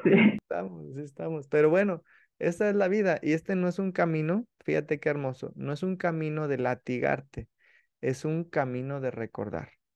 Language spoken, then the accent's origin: Spanish; Mexico; yo sabe que soy mexicano